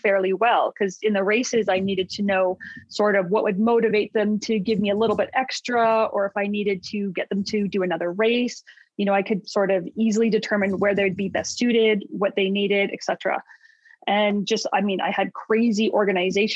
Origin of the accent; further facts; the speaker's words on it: Calgary, Alberta, Canada; I'm from Calgary, Alberta, born and raised